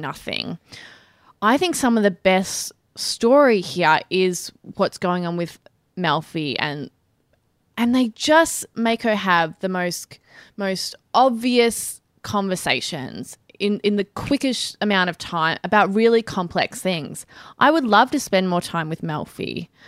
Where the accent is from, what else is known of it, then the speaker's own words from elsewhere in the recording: Australia; accent: Australian; my usual annoying Australian accent